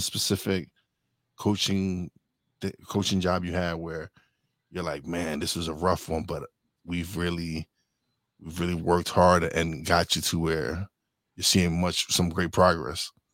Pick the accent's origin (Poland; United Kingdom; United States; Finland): United States; Brooklyn, New York; I was born in Brooklyn, raised in Brooklyn